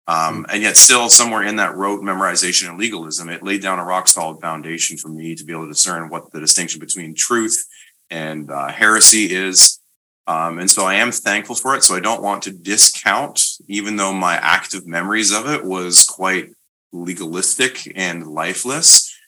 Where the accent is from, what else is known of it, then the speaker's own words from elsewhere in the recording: Canada; Yeah, we're both Canadian.